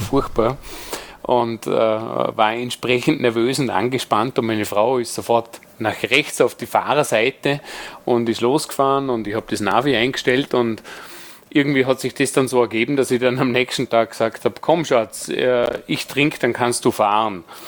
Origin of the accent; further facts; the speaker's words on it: Vorarlberg, Austria; moved away; als Vorarlberger